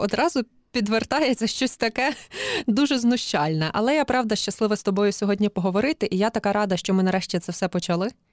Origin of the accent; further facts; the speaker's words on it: Galicia, Ukraine; як галичанка